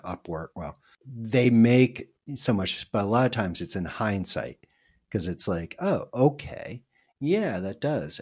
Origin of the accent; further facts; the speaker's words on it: United States; first language English; now in Spain; I live here in Spain. So I get reached out by a lot of people who think I'm Spanish. And I'm like, yes, I can communicate a little bit, but I am really an American